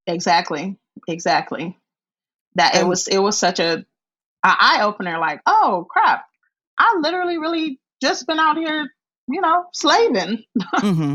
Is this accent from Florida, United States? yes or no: yes; Miami, Florida, United States; i was born and raised in Miami